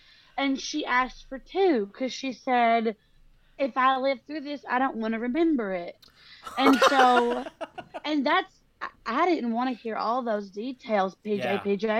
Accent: California, United States; Okay, have you heard of California?

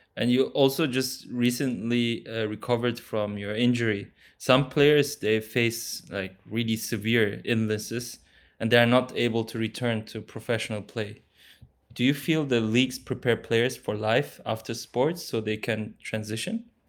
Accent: Germany; I was born in Germany to Turkish

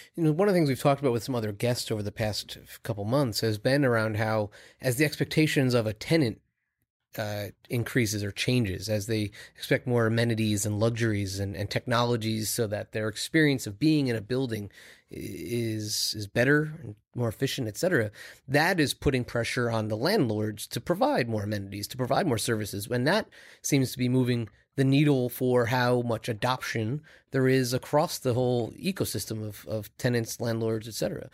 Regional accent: Long Island, New York, United States; I grew up in Long Island. I spent a lot of my life in New York City.

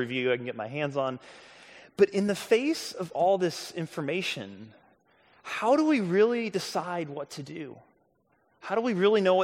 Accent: St. Louis, Missouri, United States; the Kirkwood Public Library where I grew up in St. Louis

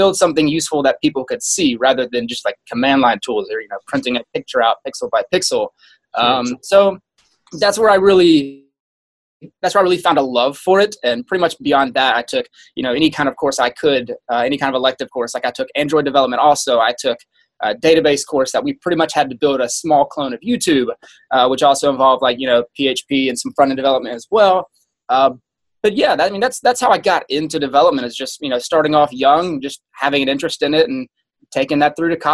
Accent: South Carolina, United States; moved away as an adult; I grew up in South Carolina, lived there for my entire life, went to school there, got my first job there

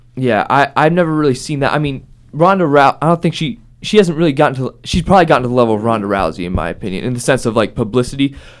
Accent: Columbus, Ohio, United States; I'm from Columbus.

